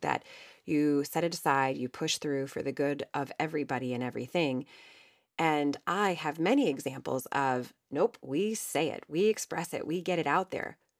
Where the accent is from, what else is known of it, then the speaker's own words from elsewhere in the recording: Ohio, United States; I was raised in Ohio